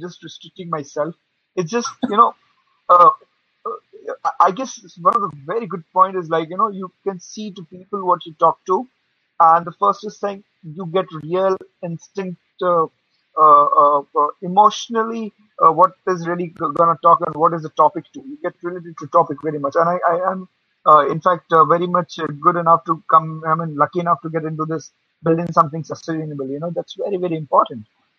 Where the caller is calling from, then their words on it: India; I basically, right now I'm from India. I mean, at the moment. So at the moment here, the timing is 1 a.m.